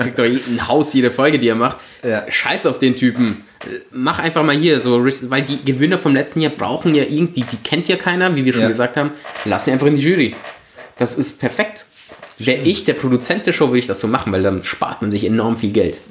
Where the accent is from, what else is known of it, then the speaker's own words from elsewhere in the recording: Germany; moved away as an adult; also born or lived in Italy; now in Vienna, Austria; ich ja als Italiener in Deutschland aufgewachsen bin